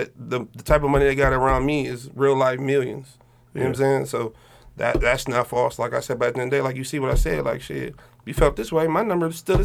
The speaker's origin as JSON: {"language": "English", "town": "Highland Park", "country": "United States", "said": "I'm from Highland Park"}